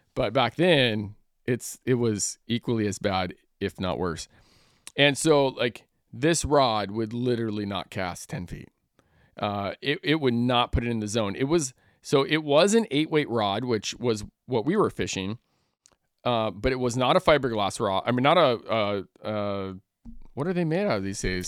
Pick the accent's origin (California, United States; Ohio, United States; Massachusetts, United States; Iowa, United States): California, United States; Northern; growing up in Northern California